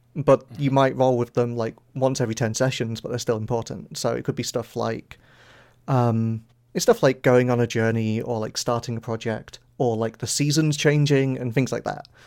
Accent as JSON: {"language": "English", "region": "the north of England", "country": "United Kingdom", "said": "I think we're both from Northern England"}